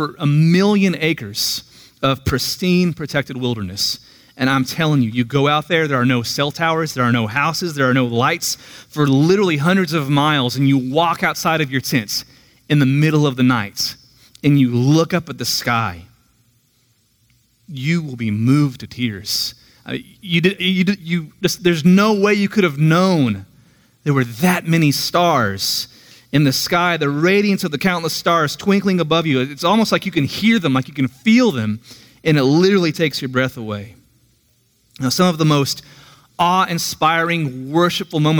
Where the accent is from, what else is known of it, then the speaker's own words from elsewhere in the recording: Tulsa, Oklahoma, United States; now in Tahlequah, United States; I'm originally from Tulsa. I grew up near 11th and Mingo